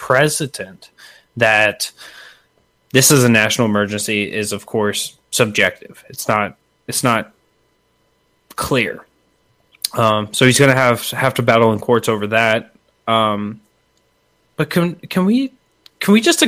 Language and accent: English; about 30 miles north of Fairbanks, Alaska, United States; moved away; I'm from Alaska, and even out there, like, you have people that don't have running water in their house